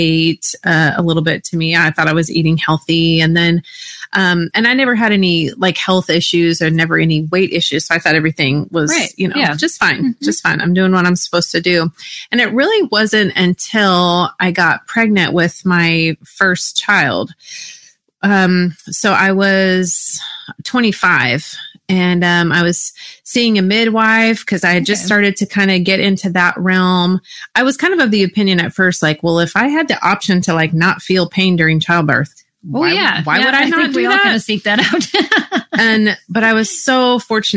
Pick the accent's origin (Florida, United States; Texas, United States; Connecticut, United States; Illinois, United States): Texas, United States; I grew up in Texas